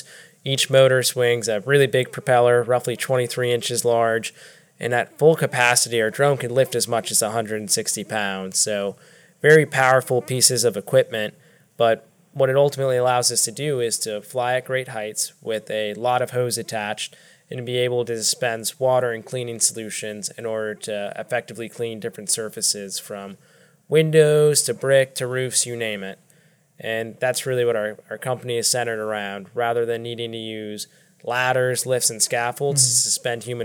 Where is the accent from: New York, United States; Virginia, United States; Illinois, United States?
Virginia, United States; Northern; moved away as an adult; also born or lived in Davidson, North Carolina; now in Charlotte, United States; I'm from Northern Virginia, born and raised.